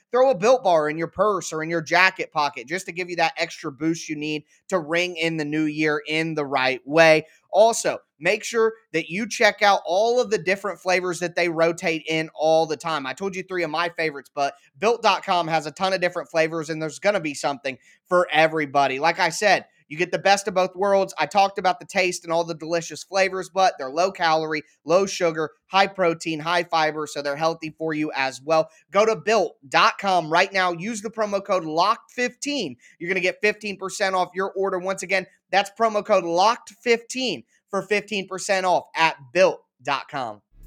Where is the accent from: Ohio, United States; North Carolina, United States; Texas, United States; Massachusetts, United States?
Ohio, United States; Columbus; I'm from Columbus, not Cleveland or Cincinnati.